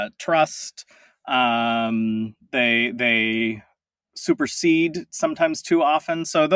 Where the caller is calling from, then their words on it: Tacoma, Washington, United States; I am in Tacoma, Washington, just a little bit south of Seattle.